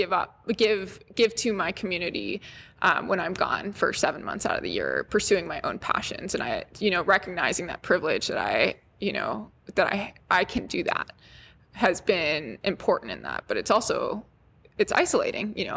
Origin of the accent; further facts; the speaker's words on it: Oahu, Hawaii, United States; moved away; I grew up on Oahu